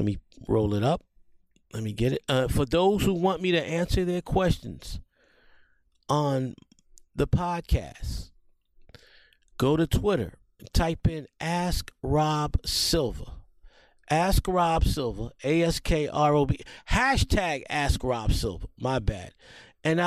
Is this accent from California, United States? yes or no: no; New York City, New York, United States; I grew up in the Millbrook Projects of the South Bronx